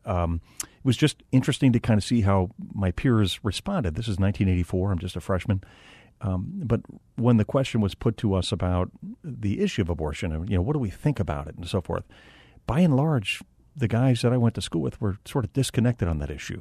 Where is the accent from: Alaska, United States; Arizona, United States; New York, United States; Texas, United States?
Arizona, United States; Phoenix; I'm from Phoenix, um, multi-generational family here in Arizona going back to nineteen oh six